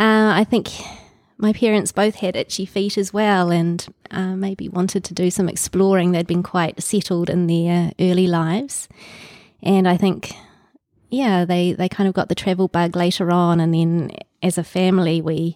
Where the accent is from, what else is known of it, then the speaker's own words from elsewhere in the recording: Auckland, New Zealand; also born or lived in Te Kuiti / Singapore / Thames / England; I was born in Te Kuiti, and soon after that we moved. We moved quite a lot when I was a young child. We lived in Singapore, in Thames back in New Zealand, in various places around Auckland and in England, and came back to Auckland when I was starting high school.